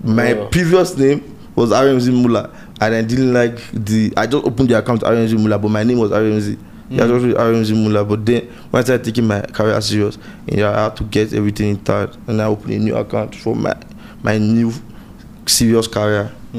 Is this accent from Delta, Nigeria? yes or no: no; Benin City, Edo, Nigeria; Yeah, where I grew up in Benin City. Yeah, I grew up in Benin City.